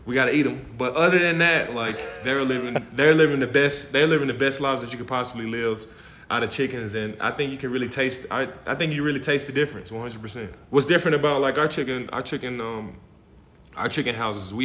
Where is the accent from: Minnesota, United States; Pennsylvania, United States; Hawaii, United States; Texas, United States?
Texas, United States; Dallas; I'm from Dallas, Texas. You know, I grew up in the country